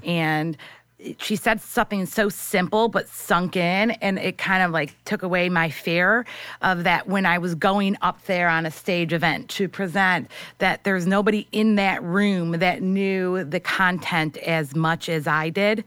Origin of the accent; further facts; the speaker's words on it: St. Clair Shores, Michigan, United States; moved away as an adult; now in New York, United States; I'm from Michigan.